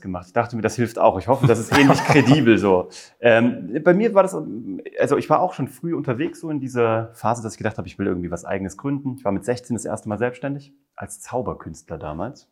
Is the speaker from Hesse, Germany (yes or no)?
yes; Kassel, Hesse, Germany; moved away as an adult; also born or lived in Cologne; Ich komme eigentlich aus Kassel.